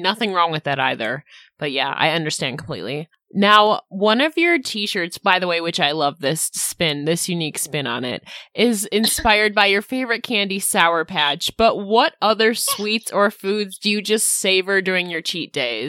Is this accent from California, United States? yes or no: no; New York, United States; I'm from New York.